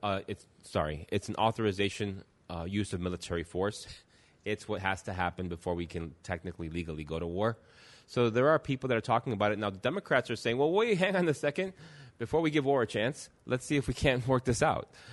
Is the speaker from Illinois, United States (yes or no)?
yes; Chicago, Illinois, United States; I'm a Chicago guy